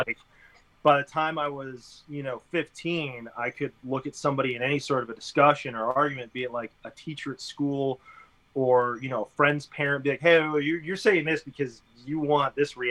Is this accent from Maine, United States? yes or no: no; Connecticut, United States; now in Austin, United States; I grew up in Connecticut